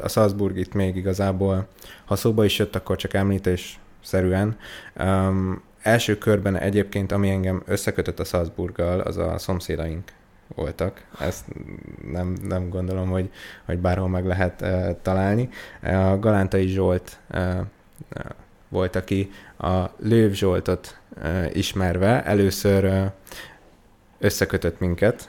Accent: Diósd, Pest, Hungary; also born or lived in Budapest / Veresegyház; én uh, Budapesten születtem itt a 13. kerületben, de a uh-huh. Mhm. már még mielőtt én emlékeznék rá, Veresegyházra költöztünk, aztán utána Diósdra

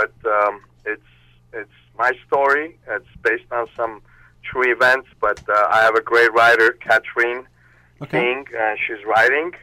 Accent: Armenia; also born or lived in Moscow, Russia; now in United States; I was born in Armenia. I lived there, and then I moved to Russia

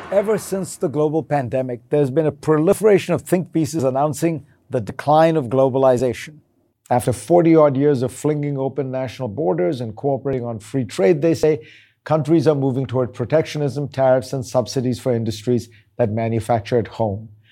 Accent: India; growing up in India

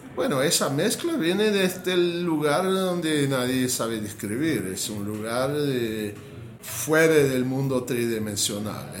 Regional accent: United States; Spanish is a second language; moved away; also born or lived in Mexico; no me sentía cómodo con mi país, no me sentía cómodo con mi, con mi cultura como yankee, como norteamericano. No me sentía cómodo, yo sentí, ¿qué carajo? Yo nací aquí

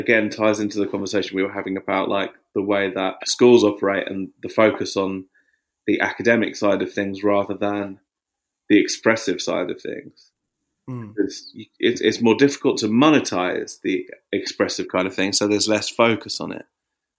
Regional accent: Watford, East of England, United Kingdom; moved away as an adult; now in Margate, United Kingdom; Margate's where I live now. I think like when I was growing up in Watford

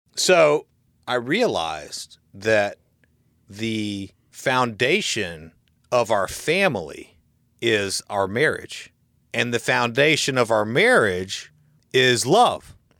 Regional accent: Florida, United States; I'm from Florida and I'm you know, I just know this kind of stuff just from growing up in Florida

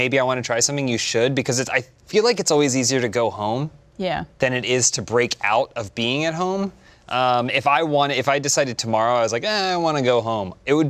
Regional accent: Charlotte, North Carolina, United States; moved away as an adult; now in Los Angeles, United States; Charlotte, North Carolina.

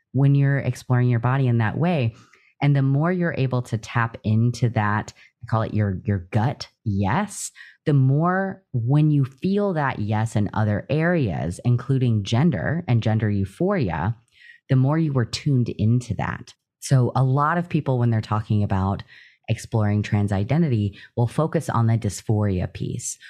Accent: Louisiana, United States; moved away as an adult; also born or lived in East Texas / Midwest; I grew up in Louisiana and then went to school in Texas in a very small town in East Texas as well for college.

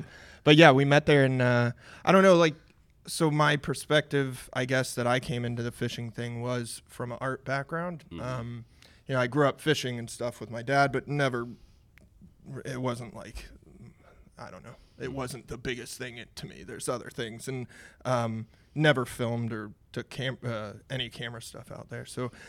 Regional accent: Tampa, Florida, United States; also born or lived in New York / Miami; I'm from Tampa, went to USF for undergrad, and then I went to Brooklyn College in New York for grad school.

